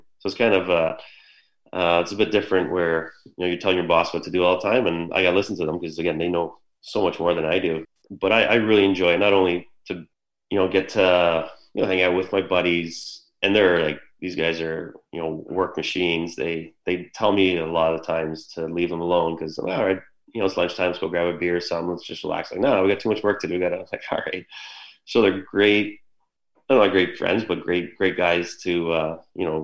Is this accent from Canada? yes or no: yes; Mississauga, Ontario, Canada; also born or lived in Erie, Pennsylvania; I'm from Mississauga, so I'm here.